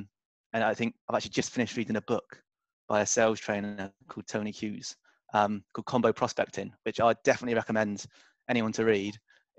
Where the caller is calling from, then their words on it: Sydney, New South Wales, Australia; moved away as an adult; I'm calling in from Sydney, Australia.